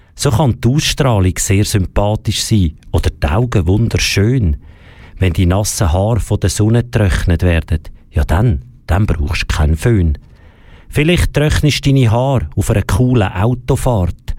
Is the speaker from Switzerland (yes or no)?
yes; Switzerland; bei uns in der Schweiz, zum Beispiel im Schulsystem